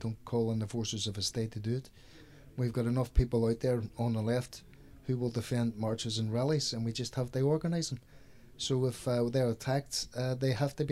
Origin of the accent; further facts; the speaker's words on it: Derry, Northern Ireland, United Kingdom; moved away as an adult; I've been in this country for 34 years now. I come from Derry in Ireland